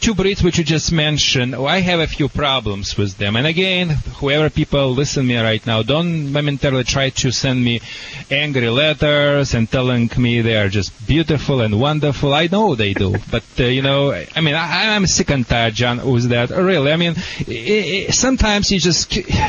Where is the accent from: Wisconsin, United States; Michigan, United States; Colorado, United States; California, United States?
Michigan, United States; Detroit; accent: Michigan; Yeah, do you recognize a Michigan accent in my accent, or...